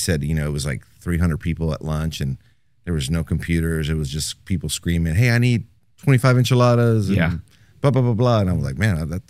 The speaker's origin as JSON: {"language": "English", "town": "Houston", "region": "Texas", "country": "United States", "said": "Well, we're originally from Houston. Family of five. I have a younger brother and a younger sister. I'm the oldest of the three."}